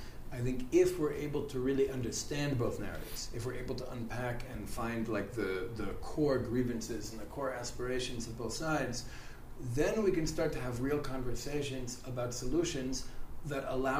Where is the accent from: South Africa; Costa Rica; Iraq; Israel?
Israel; we here on the Israeli side